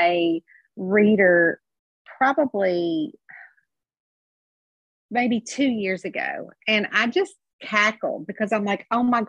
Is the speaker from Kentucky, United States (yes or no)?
yes; Kentucky, United States; I'm from Kentucky and we live and die by all our Southern sayings